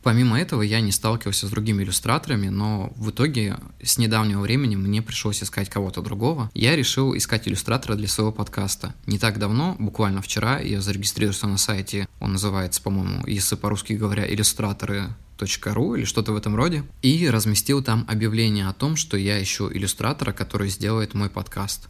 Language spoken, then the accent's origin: Russian; Yakutsk, Sakha Republic, Russia; из города Якутска. Это мой родной город